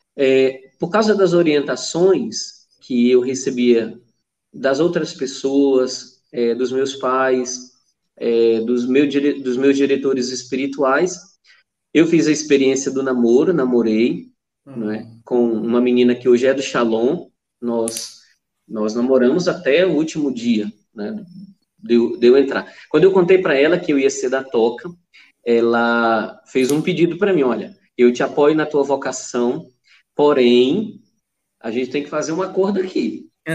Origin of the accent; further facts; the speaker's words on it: interior of Amazonas, Brazil; moved away; Eu sou do interior do Amazonas